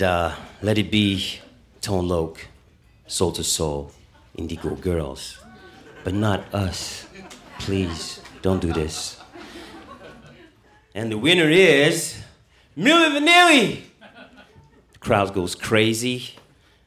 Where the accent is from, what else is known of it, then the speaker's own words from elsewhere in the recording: Paris, Île-de-France, France; moved away; also born or lived in Munich, Germany; I was born in Paris